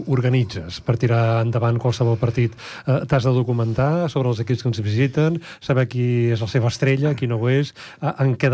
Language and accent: Catalan; Ripollet, Catalonia, Spain; Vull dir, com a bon ripolletenc